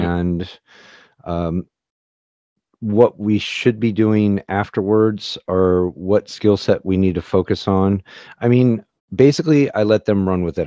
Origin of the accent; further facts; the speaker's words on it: St. Louis, Missouri, United States; I grew up in Saint Louis, Missouri